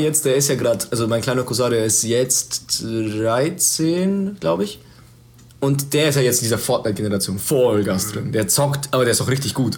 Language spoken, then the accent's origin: German; Germany; ich lebe in diesem Land, ich bin Deutscher